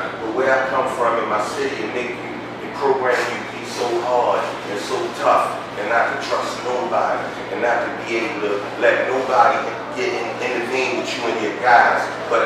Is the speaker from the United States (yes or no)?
yes; Baltimore, Maryland, United States; I come from Baltimore, Maryland, West Baltimore, Park Heights area